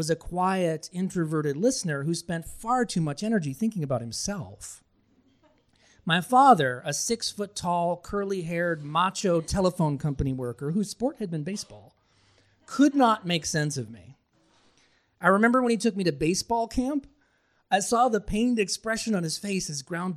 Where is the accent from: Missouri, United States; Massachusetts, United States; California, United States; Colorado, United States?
Massachusetts, United States; Billerica; my hometown of Billerica, Massachusetts